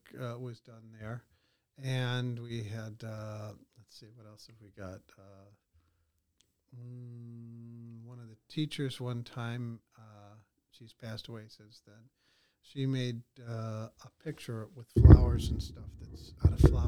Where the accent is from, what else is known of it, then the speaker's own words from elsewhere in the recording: Chicago suburbs, Illinois, United States; now in Greene County, United States; I grew up in the Chicago suburbs.